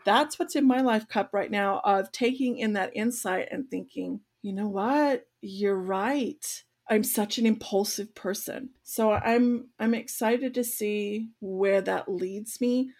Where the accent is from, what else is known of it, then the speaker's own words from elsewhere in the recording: Australia; as an Australian